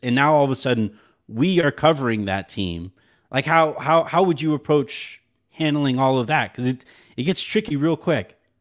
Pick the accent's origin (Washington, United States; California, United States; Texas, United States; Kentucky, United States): Texas, United States; El Paso; moved away; I grew up in El Paso